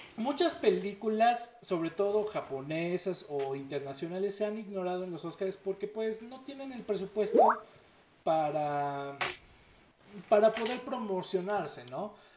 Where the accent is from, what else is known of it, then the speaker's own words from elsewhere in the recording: Mexico; como buenos mexicanos